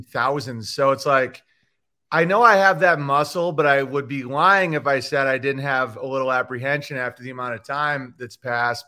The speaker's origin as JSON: {"language": "English", "town": "Oswego", "region": "New York", "country": "United States", "also_born_or_lived": "Los Angeles", "moved": "yes", "said": "I'm from Oswego, New York"}